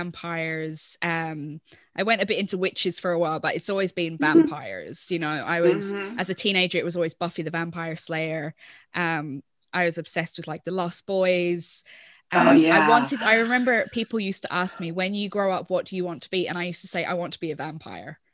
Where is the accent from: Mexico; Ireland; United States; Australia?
Ireland; I'm Irish